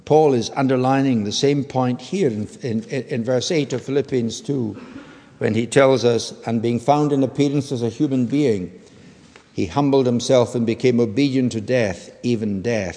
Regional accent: United Kingdom; all of us who are British citizens

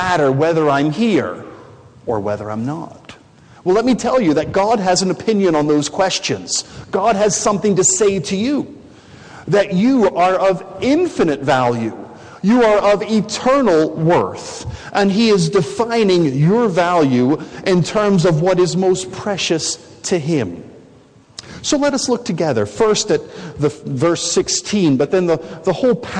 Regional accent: United States; I'm from America

